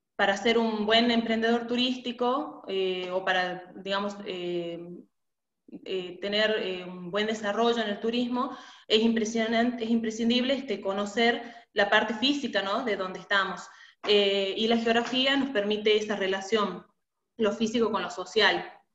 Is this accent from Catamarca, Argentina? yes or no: yes; Catamarca, Argentina; yo soy de Catamarca, de la provincia de Catamarca, de, de Argentina